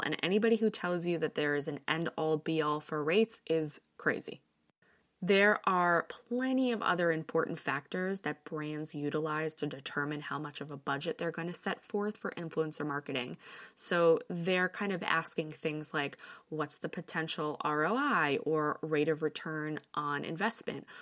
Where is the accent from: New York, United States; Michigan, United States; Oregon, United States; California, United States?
New York, United States; Growing up in New York, I have my fair share of friends who have ended up in the business